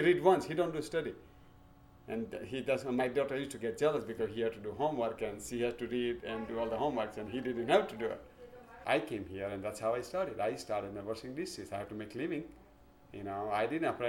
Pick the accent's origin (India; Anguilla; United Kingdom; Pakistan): India; English is a second language; now in Ontario, United States; we came from India, which is small village.